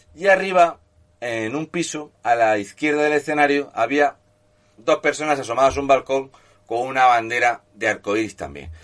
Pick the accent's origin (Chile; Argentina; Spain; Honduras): Spain; somos los españoles